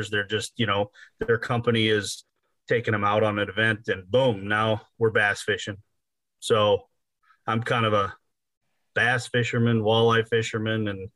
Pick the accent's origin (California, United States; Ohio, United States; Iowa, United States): Iowa, United States; moved away as an adult; also born or lived in Southern Minnesota; At a very young age, I was moved to Iowa.